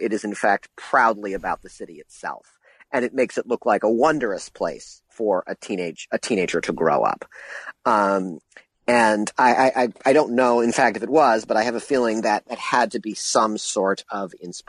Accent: Ann Arbor, Michigan, United States; I'm originally from Ann Arbor, Michigan, and I grew up a pop culture junkie who always felt like pop culture was made somewhere.

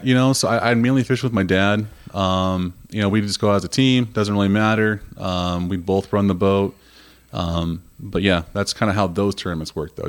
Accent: Huntington, United States; growing up in Huntington

